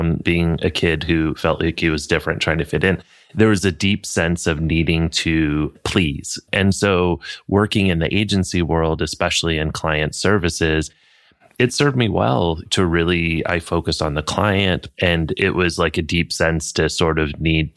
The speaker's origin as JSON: {"language": "English", "town": "Flint", "region": "Michigan", "country": "United States", "tie": "born or raised there", "said": "I grew up in Flint, Michigan"}